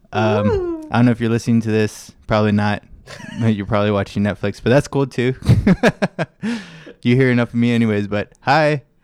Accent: Carson, California, United States; Carson, where the Goodyear blimp lives.

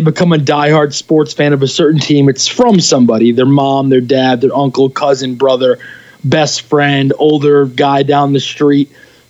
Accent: New York City, New York, United States; also born or lived in Catskills, New York; I grew up in the Bronx until I was 8, so I had been to many Yankee games.

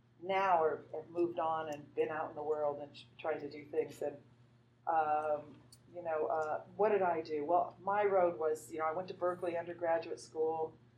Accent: Madrid, Community of Madrid, Spain; also born or lived in Zaragoza; I grew up in Spain. My dad was in the Air Force schools there, so I grew up in Spain, in Madrid and in Zaragoza, Spain.

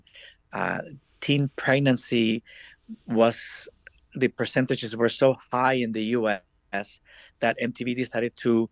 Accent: El Salvador; moved away as an adult; also born or lived in Washington, D.C., United States / Miami, United States; I was born and raised in El Salvador

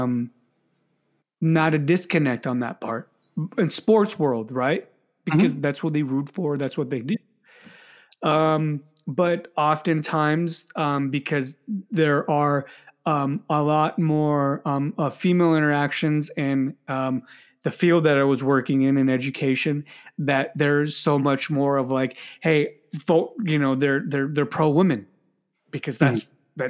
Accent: United States; I'm American, that I was born here

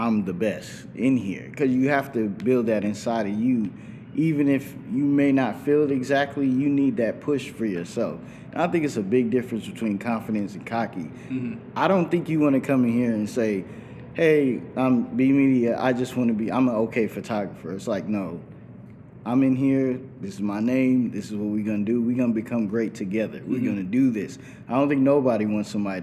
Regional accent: California, United States; also born or lived in New York / Virginia; now in Atlanta, United States; I was born in New York and then I lived in Virginia, but I was raised in California

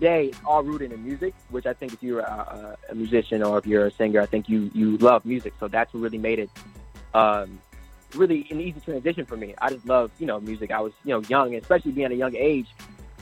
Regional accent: Detroit, Michigan, United States; Born and raised, Detroit, Michigan.

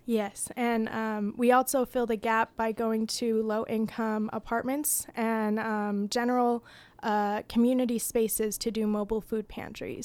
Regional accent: Utah, United States; growing up in Utah

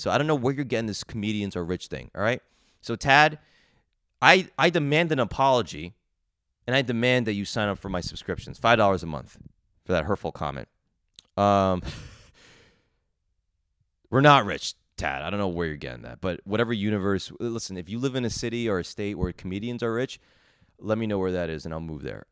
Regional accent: Edison, New Jersey, United States; moved away as an adult; now in New York City, United States; I grew up in Edison, New Jersey. I was there all twenty-two years, twenty-three years, then moved to New York City.

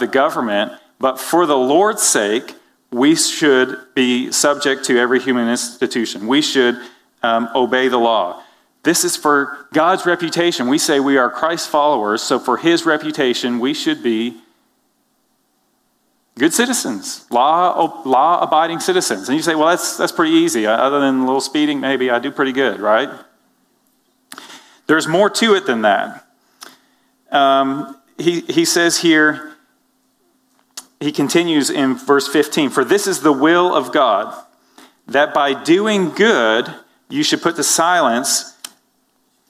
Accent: Canada; now in United States; I'm from Canada

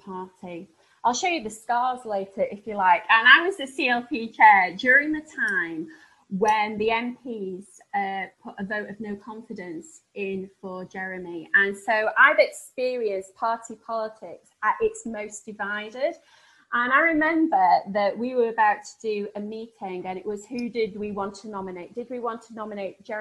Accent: Sheffield, Yorkshire and the Humber, United Kingdom; accent: northern; I come from Sheffield and people think that my northern accent's really novel.

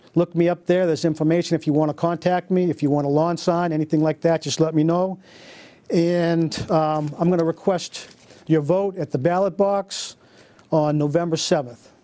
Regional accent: Beverly, Massachusetts, United States; I was born in Beverly

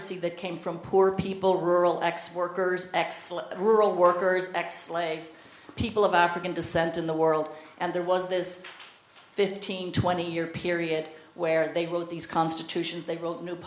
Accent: Belfast, Northern Ireland, United Kingdom; I'm from Belfast

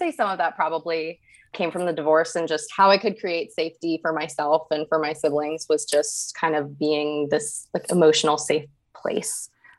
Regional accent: Northern Virginia, United States; moved away as an adult; also born or lived in Morgantown, West Virginia / Tampa, Florida / Kentucky; I was born in Morgantown, West Virginia. But I didn't really spend any time there growing up. My family moved to Northern Virginia, right outside of Washington, D.C.

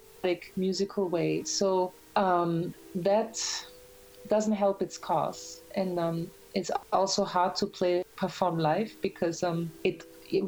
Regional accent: Graz, Styria, Austria; moved away as an adult; also born or lived in Vienna, Austria; now in New York, United States

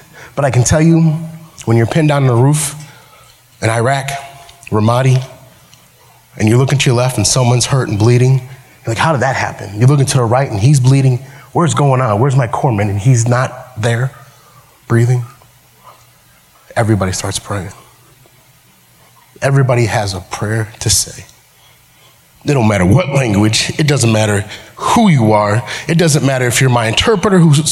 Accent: United States; accent: Ebonics (African American Vernacular English); first language Ebonics; also born or lived in Missouri

